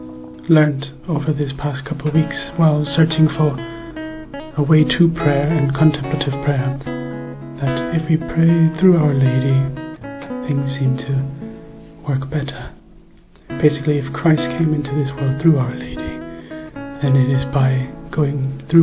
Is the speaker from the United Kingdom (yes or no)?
no; Thailand; I come from Thailand. I'm 26.